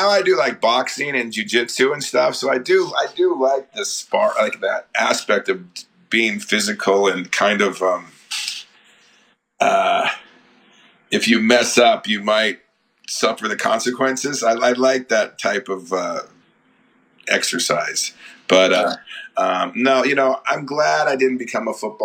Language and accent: English; Colorado, United States; also born or lived in Nebraska; I was born in Nebraska, but I grew up in Colorado